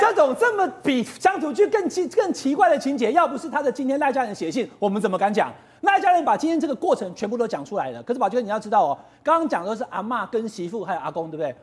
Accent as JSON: {"language": "Chinese", "region": "Taichung", "country": "Taiwan", "said": "我台中人"}